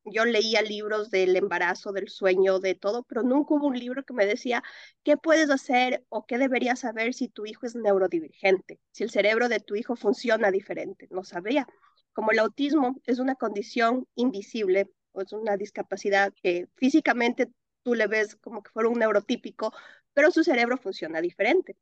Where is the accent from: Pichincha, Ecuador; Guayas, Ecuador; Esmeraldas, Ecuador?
Pichincha, Ecuador; Quito; moved away as an adult; also born or lived in Philadelphia, United States / Atlanta, United States; now in North Carolina, United States; yo soy ecuatoriana, viví en Quito muchísimos años de mi vida y ahora actualmente vivo en Carolina del Norte